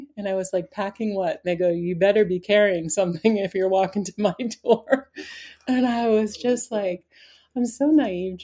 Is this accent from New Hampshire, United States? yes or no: yes; Spofford, New Hampshire, United States; I grew up in Spofford, New Hampshire